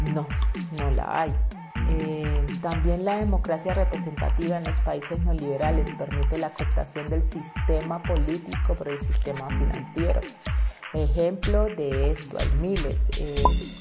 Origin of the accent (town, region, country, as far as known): Colombia